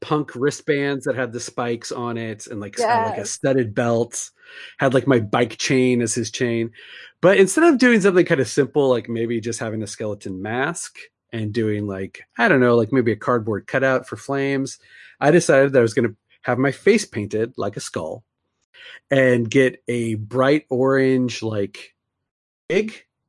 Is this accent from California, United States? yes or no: no; Montana, United States; I grew up in Montana, so we had our snow boots.